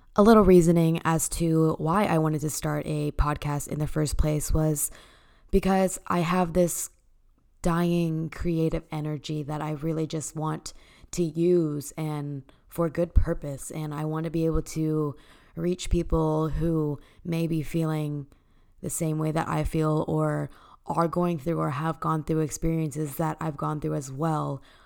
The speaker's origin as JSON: {"language": "English", "town": "Dallas", "region": "Texas", "country": "United States", "tie": "born or raised there", "said": "born and raised in Dallas, Texas"}